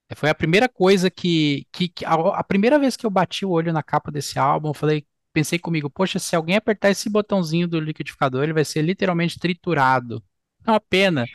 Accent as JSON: {"language": "Portuguese", "country": "Brazil", "said": "nós, brasileiros"}